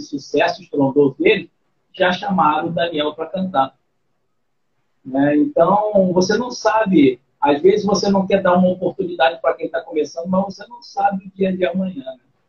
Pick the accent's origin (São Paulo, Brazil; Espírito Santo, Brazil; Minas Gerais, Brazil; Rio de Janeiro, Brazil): Rio de Janeiro, Brazil; Mas eu nasci aqui no, no Rio de Janeiro.